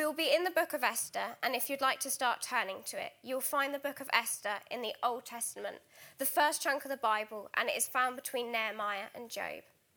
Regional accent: Alton, South East England, United Kingdom; moved away as an adult; also born or lived in Trinidad; now in Guildford, United Kingdom; I was born in the Caribbean island of Trinidad. However, more fittingly to my complexion, I've grown up in Alton, Hampshire, so just half an hour down the road

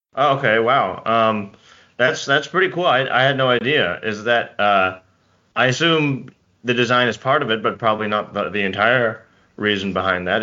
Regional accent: Bay Area, California, United States; I'm from the Bay Area, California

